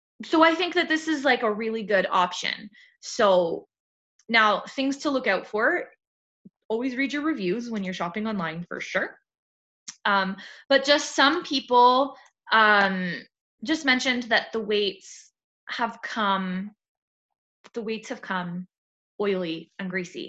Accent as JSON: {"language": "English", "country": "Canada", "said": "I'm Canadian"}